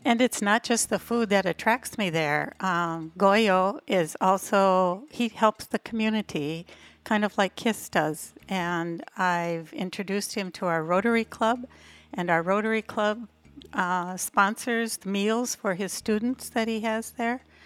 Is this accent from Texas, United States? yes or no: no; Minnesota, United States; moved away as an adult; now in Playa del Carmen, Mexico; I'm from Minnesota